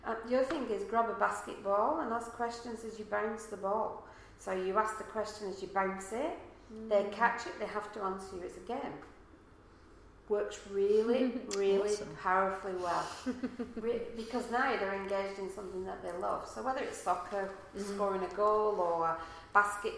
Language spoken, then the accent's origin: English; Manchester, North West England, United Kingdom; now in Australia; I'm from Manchester in England